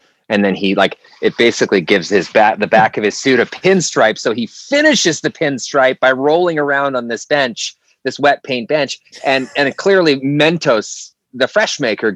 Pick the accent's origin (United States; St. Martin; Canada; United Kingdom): Canada; Vancouver, British Columbia; I grew up in Canada, Vancouver, British Columbia specifically